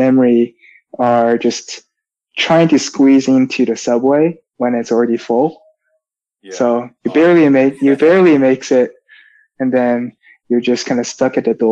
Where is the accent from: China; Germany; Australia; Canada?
China; Shanghai; English is a second language; moved away; also born or lived in San Diego